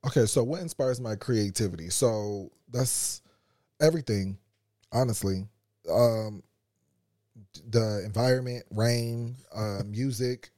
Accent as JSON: {"language": "English", "country": "United States", "said": "being an American"}